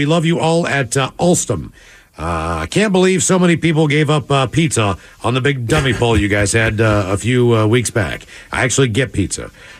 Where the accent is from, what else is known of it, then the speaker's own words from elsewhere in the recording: Melbourne, Victoria, Australia; Maybe some Australian chocolate. Ooh. Cheers, guys. I'm from … from Melbourne, Australia.